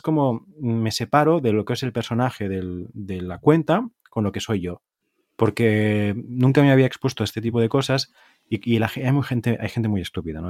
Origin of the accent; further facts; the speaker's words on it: Tarragona, Catalonia, Spain; yo soy catalán